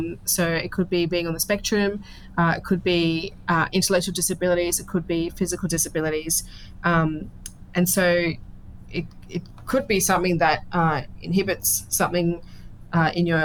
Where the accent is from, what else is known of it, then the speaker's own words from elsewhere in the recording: Sydney, New South Wales, Australia; also born or lived in Georges River / Penrith / Northern Beaches; I was born in Georges River kind of region, moved out sort of Penrith way, lived in Northern Beaches.